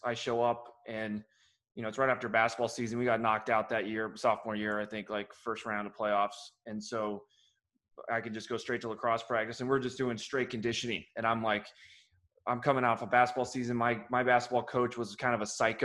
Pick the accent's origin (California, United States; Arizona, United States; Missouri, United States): Missouri, United States; Harrisburg; moved away; also born or lived in Columbia, Missouri; I grew up in Harrisburg, Missouri is my actual hometown. I lived on the line of Harrisburg, Missouri and Columbia, Missouri.